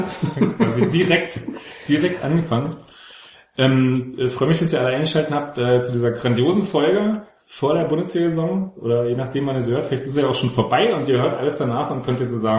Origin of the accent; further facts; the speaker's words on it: Leipzig, Saxony, Germany; Ich komme aus Leipzig.